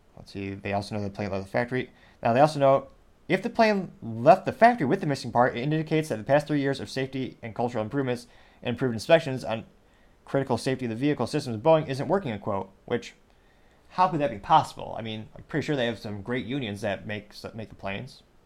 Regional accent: Midwest, United States; growing up, and again, I come from the Midwest

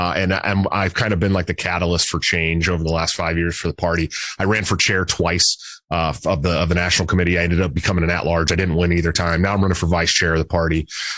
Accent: Bay Area, right outside of Oakland, California, United States; I grew up in the Bay Area right outside of Oakland

